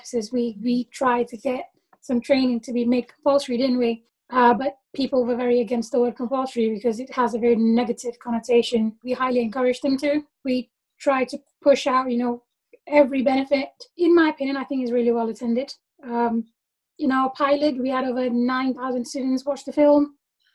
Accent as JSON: {"language": "English", "country": "Malaysia", "moved": "as an adult", "lives_now": "United Kingdom", "said": "They saw me as a Malaysian. I saw myself as a Malaysian."}